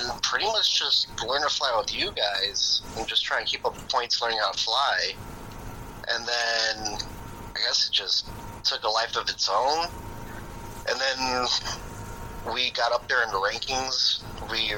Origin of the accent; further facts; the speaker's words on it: Chicago, Illinois, United States; I'm from Chicago, born and raised, not the suburbs, inner city, grew up in an all-Hispanic neighborhood